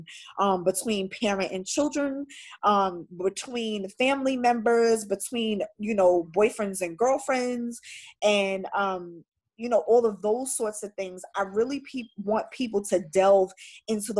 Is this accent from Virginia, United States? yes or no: no; New York City, New York, United States; I'm a New Yorker